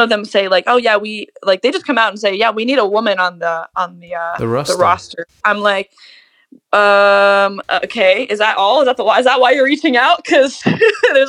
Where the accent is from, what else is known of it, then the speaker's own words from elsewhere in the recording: Cincinnati, Ohio, United States; once we left Ohio, like left Cincinnati, and I played my first out of town gig